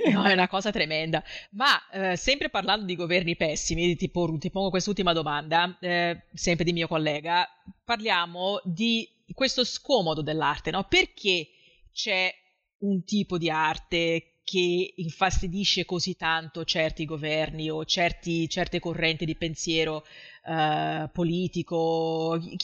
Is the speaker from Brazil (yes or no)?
yes; Rio de Janeiro, Brazil; now in southern Brazil; io abito nel sud del Brasile adesso, anche se sono di Rio